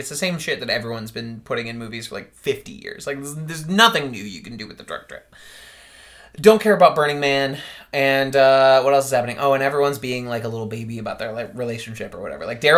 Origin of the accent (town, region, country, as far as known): Missouri, United States; moved away